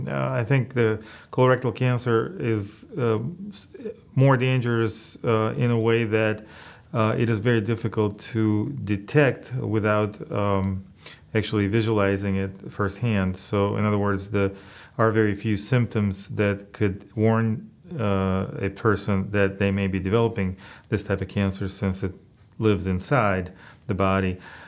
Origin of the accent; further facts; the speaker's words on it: Russia; moved away as an adult; now in United States; Well, I immigrated to the United States when I was fairly young, at 18 years of age, and right after high school.